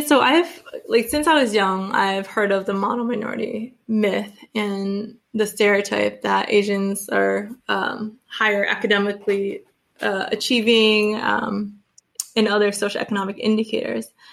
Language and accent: English; Springfield, Massachusetts, United States; also born or lived in Dorchester, Boston; I grew up in Springfield